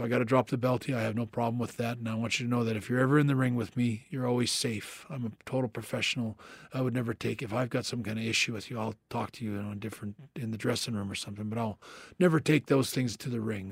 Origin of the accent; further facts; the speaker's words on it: Canada; me being Canadian